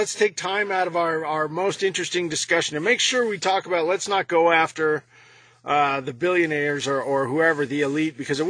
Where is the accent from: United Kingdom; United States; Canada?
United States; I'm an American Yellow Vest